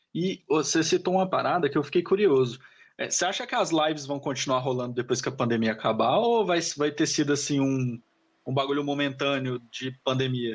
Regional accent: Goiânia, Goiás, Brazil; eu sou de Goiânia

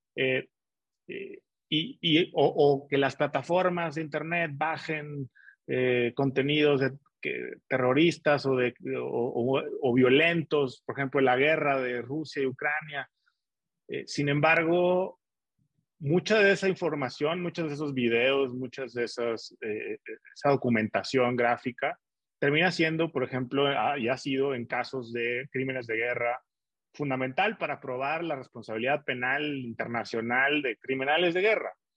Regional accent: Torreón, Coahuila, Mexico; now in Mexico City, Mexico; mi equipo de fútbol de la ciudad donde nací

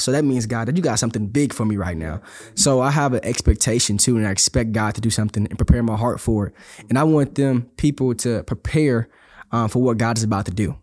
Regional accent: Houston, Texas, United States; I'm from Houston, Texas, uh, born and raised

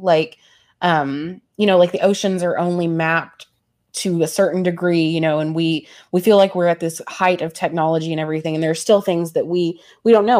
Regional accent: the Bible Belt, United States; growing up in the Bible Belt

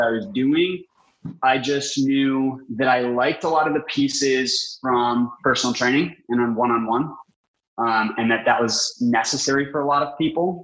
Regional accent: Minnesota, United States; I was from Minnesota.

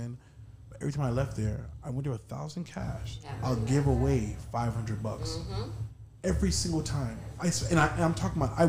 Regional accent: United States

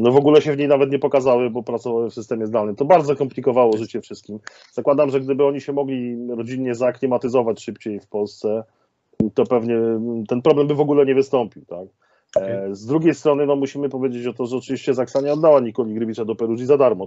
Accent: Częstochowa, Silesian Voivodeship, Poland; jestem oryginalnie z Częstochowy

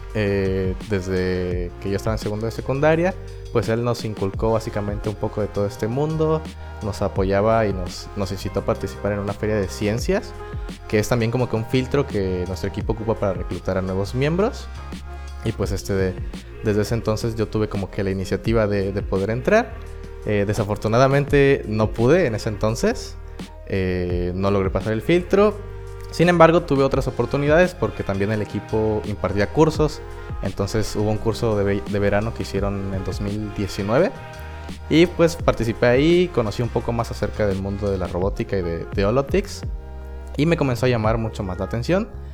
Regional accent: El Espinal, Oaxaca, Mexico; yo soy del Espinal, es un pueblo en la región del Istmo de Tehuantepec, en Oaxaca.

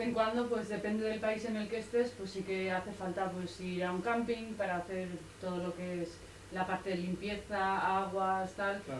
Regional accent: Tolosa, Basque Country, Spain; moved away; also born or lived in Barcelona; yo soy de Tolosa, del País Vasco, y habíamos vivido 15 años en Barcelona

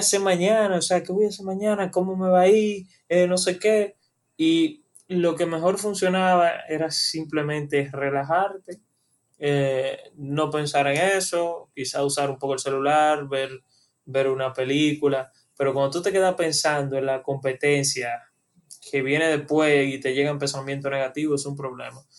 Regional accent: Dominican Republic

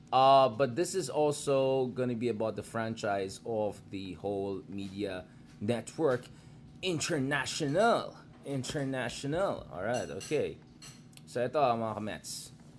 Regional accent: Baguio, Cordillera Administrative Region, Philippines; Diyan sa amin sa Baguio

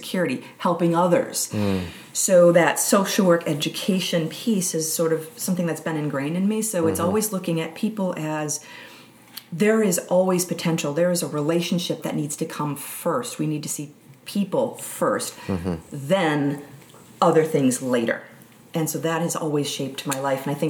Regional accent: Milwaukee, Wisconsin, United States; moved away as an adult; also born or lived in Upper Peninsula of Michigan; I grew up in Milwaukee, Wisconsin, just outside

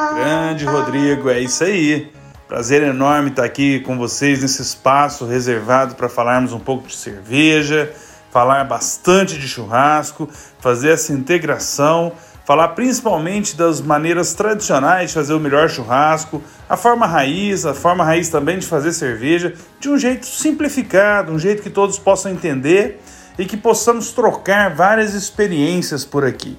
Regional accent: Minas Gerais, Brazil; eu sou mineiro

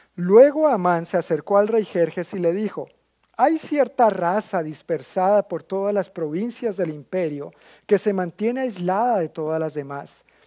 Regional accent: Colombia; como colombiano he vivido muchísimos comentarios de toda índole

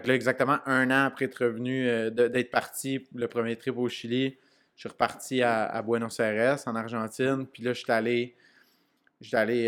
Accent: Canada; je suis un Canadien

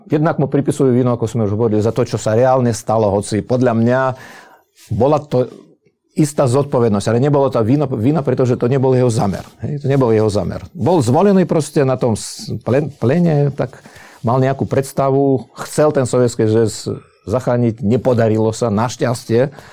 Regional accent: Slovakia; Uh, bol by som veľmi rád, keby sme sa pozerali teraz na vývoj aj u nás doma na Slovensku

